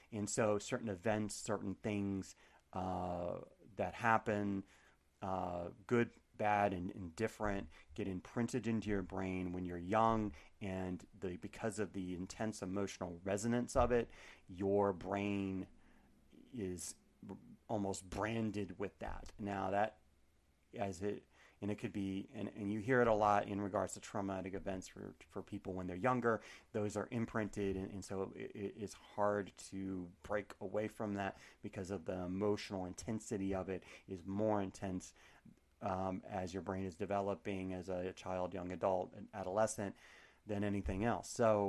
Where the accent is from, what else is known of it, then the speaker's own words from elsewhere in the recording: Cincinnati, Ohio, United States; The Bengals were very good when I was growing up in Cincy, so I became a Cowboys fan.